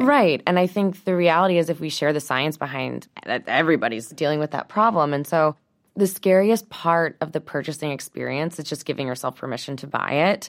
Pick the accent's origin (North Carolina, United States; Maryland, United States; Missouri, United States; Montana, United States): Missouri, United States; St. Louis; I grew up in Saint Louis, Missouri, in the Midwest